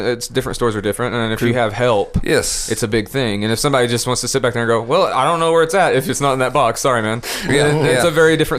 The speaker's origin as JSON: {"language": "English", "town": "La Follette", "region": "Tennessee", "country": "United States", "tie": "born or raised there", "also_born_or_lived": "Caryville, Tennessee", "said": "I grew up in Campbell County in Caryville and La Follette."}